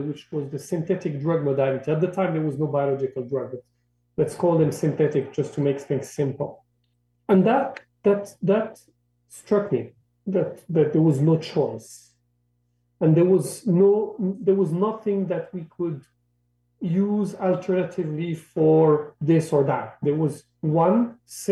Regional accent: Morocco; English is a second language; moved away; I grew up in Morocco, North Africa

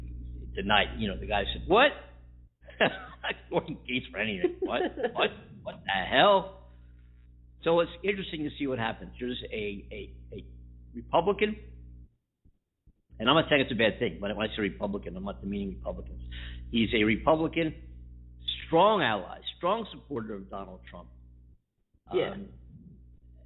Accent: United States; as an American citizen

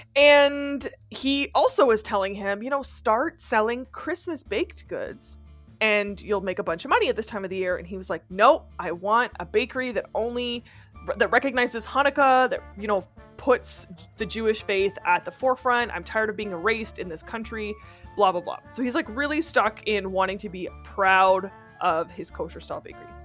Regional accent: Canada; accent: French (Quebec); first language French; English is a second language; I'm French Canadian, raised Catholic, literally went to a high school in a convent

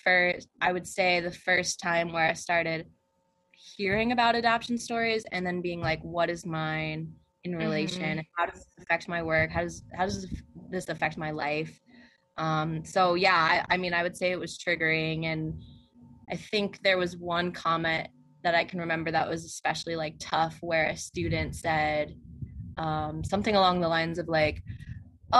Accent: New Jersey, United States; moved away as an adult; also born or lived in Nanchang, China / Colorado / Pennsylvania / Arizona; I grew up in New Jersey, but now I've lived in so many states

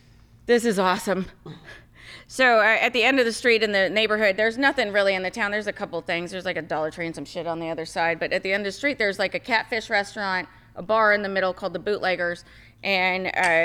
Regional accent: Texas, United States; Contrary to your beliefs, I am very redneck. I am from Texas.

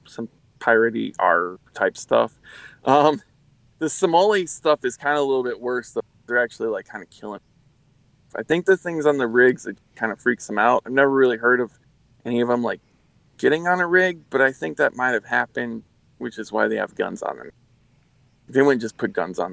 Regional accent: Louisiana, United States; I'm from Louisiana

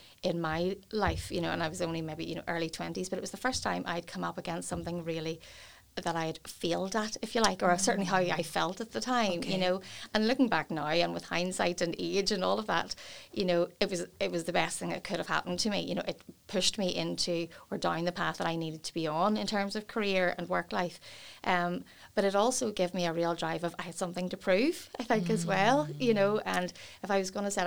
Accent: Portadown, Northern Ireland, United Kingdom; I was born and raised in Portadown, where I still live.

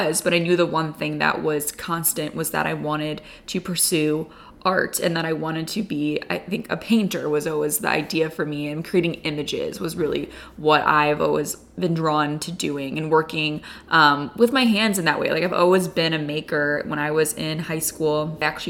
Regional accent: Chicago, Illinois, United States; I'm a painter who was born and raised in Chicago

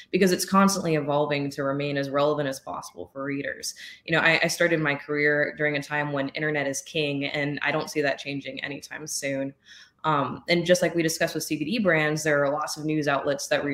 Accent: New Orleans, Louisiana, United States; moved away as an adult; now in Colorado, United States; I was raised in Louisiana

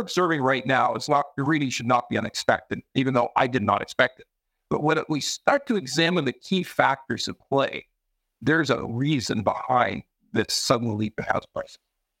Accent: Vancouver, British Columbia, Canada; also born or lived in Alberta / Montreal; now in Toronto, Canada; I'm originally from Vancouver

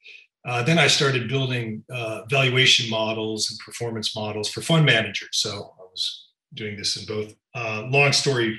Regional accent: Chicago, Illinois, United States; moved away as an adult; also born or lived in Germany; now in South Africa; I come from Chicago

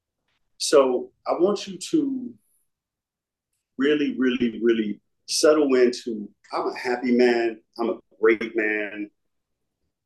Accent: United States; my worldview as an American. Mm-hmm. I'm an American.

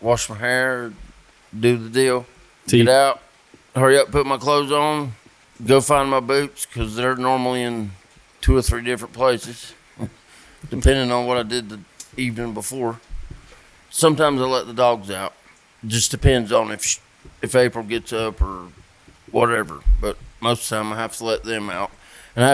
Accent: Fairview, North Carolina, United States; I grew up in Fairview

